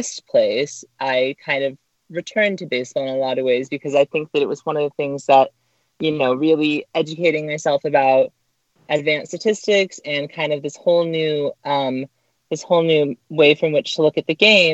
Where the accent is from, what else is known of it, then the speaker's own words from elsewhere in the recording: Orange County, California, United States; I grew up in Orange County